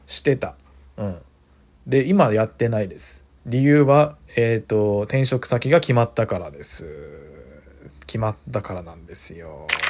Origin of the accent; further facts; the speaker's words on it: Saitama, Japan; moved away as an adult; now in Suita, Japan; 実家が埼玉県なんで